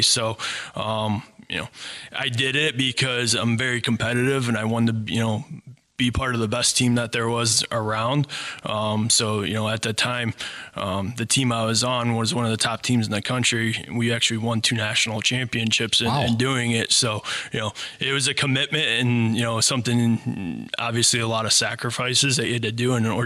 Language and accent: English; Bowling Green, Ohio, United States; also born or lived in Cleveland; now in Sylvania, United States; I grew up in Bowling Green, Ohio.